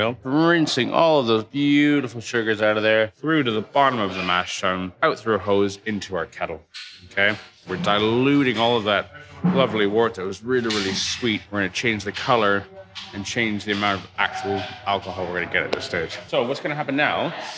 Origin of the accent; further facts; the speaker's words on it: Toronto, Ontario, Canada; I grew up in Toronto, Canada